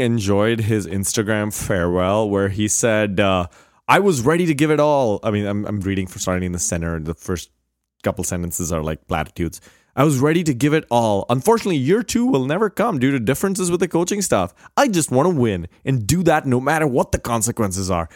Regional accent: India; moved away; growing up in India

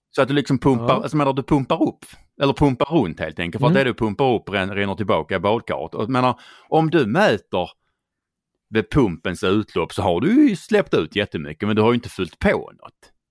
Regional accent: Skåne, Sweden; accent: Scanian; Det är för att jag pratar skånska.

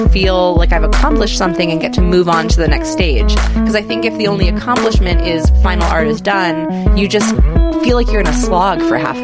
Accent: Hazleton, Pennsylvania, United States; I grew up in Northeast Pennsylvania in a town, the city of Hazleton, but specifically in Sugarloaf

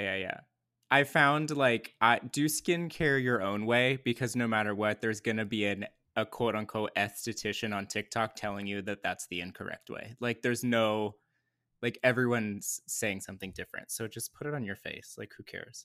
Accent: Lake Arrowhead, California, United States; I grew up in Lake Arrowhead, California, which is in Southern California, but in the mountains

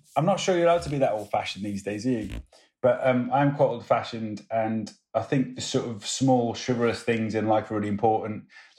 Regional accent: Welsh, Wales, United Kingdom; also born or lived in United States; But I'm Welsh

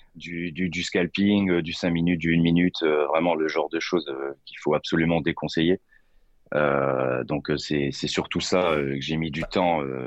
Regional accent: Lorraine, Grand Est, France; je suis de Lorraine, 57

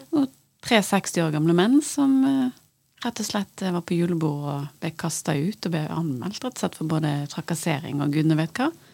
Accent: Bergen, Vestland, Norway; som bergenser

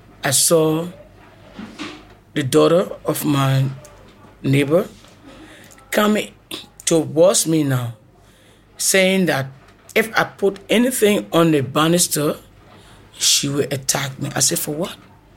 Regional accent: Kenya; moved away as an adult; I came from Kenya 2016

